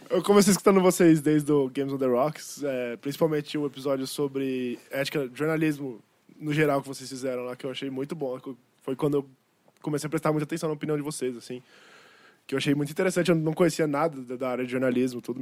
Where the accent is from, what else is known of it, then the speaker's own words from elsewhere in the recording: Osasco, São Paulo, Brazil; tenho 30 anos, sou de Osasco.